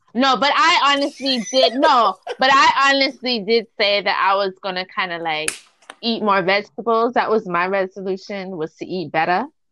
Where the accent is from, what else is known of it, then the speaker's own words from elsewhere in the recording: Toronto, Ontario, Canada; I'm from Toronto, so I'm up north.